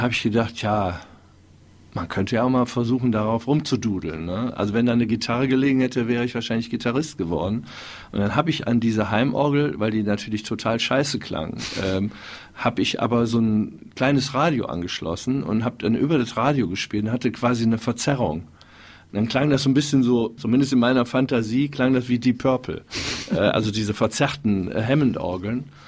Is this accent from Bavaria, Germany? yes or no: no; Wuppertal, North Rhine-Westphalia, Germany; Ja, also ich bin ja in Wuppertal ähm, aufgewachsen